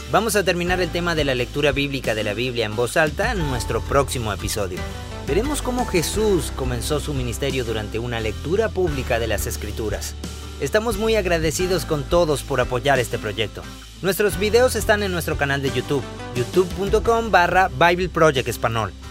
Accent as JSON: {"language": "Spanish", "country": "Guatemala"}